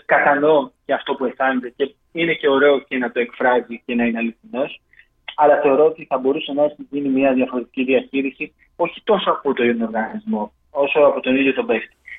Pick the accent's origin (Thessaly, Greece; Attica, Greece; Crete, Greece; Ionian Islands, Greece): Crete, Greece; moved away; Κρήτη που πηγαίνει για την η πατρίδα μου